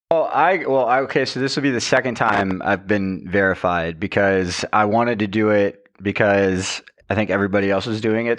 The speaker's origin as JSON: {"language": "English", "town": "Roanoke", "region": "Virginia", "country": "United States", "tie": "born or raised there", "also_born_or_lived": "Charleston, South Carolina, United States", "moved": "yes", "said": "Cave Spring, Virginia, which is a little area within my hometown"}